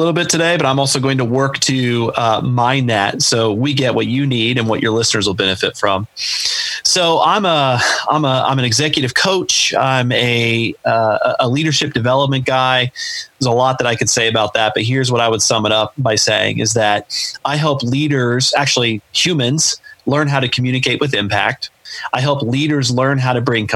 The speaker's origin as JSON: {"language": "English", "town": "Chillicothe", "region": "Ohio", "country": "United States", "tie": "born or raised there", "lives_now": "Columbus, United States", "said": "my hometown of Chillicothe, Ohio"}